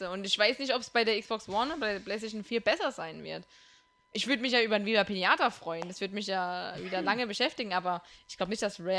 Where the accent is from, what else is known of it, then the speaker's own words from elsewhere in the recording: Kurpfalz, Germany; Kurpfalz, ich komme aus der Kurpfalz.